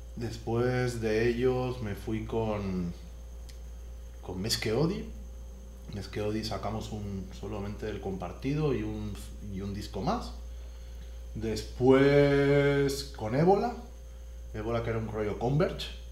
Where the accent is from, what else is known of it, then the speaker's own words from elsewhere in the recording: Spain; now in Mexico; en mi tierra se hacen con borrego.